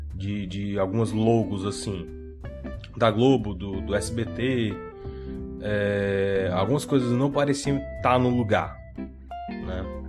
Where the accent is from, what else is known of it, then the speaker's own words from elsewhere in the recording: Brazil; eu sou brasileiro que assistia televisão